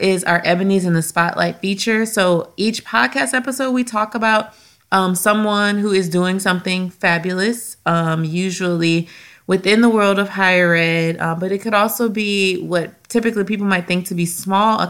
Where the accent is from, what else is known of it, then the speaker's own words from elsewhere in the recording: Louisiana, United States; we're from Louisiana